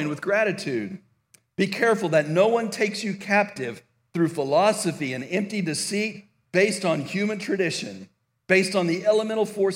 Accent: El Paso, Texas, United States; When I was a teenager growing up in El Paso, Texas

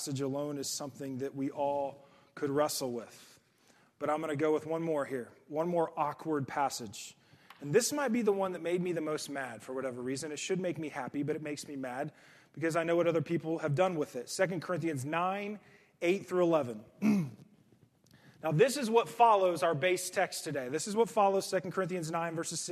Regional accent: United States; American Christians

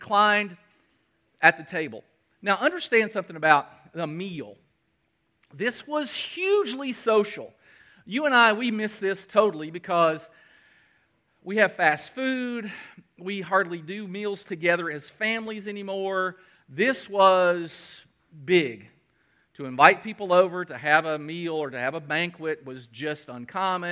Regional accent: Kentucky, United States; now in South Carolina, United States; I'm from Kentucky and we're all blue bloods

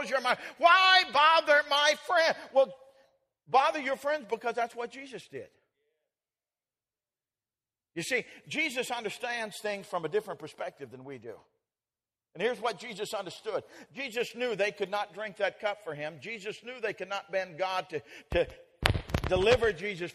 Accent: Colorado, United States; When I was just a boy, I grew up in Colorado

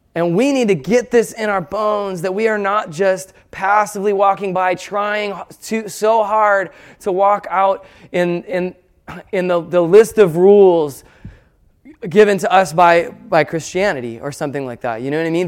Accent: United States; we're American

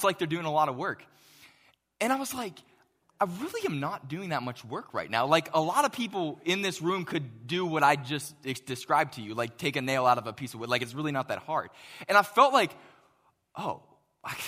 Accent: Pittsburgh, Pennsylvania, United States; moved away; I grew up in Pittsburgh

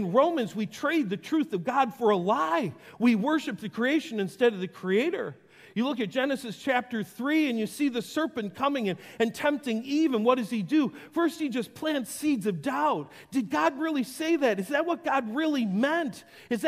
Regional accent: Western New York, United States; I grew up in Western New York.

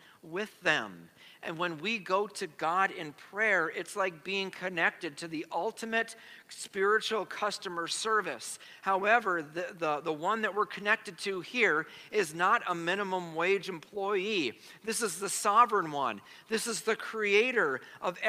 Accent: United States; As American Christians

